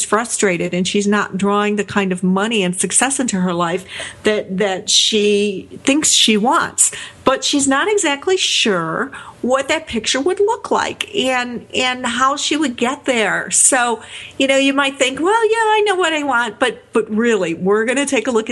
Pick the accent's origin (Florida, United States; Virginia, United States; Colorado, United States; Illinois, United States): Illinois, United States; Chicago; down into Chicago to where I grew up in Wicker Park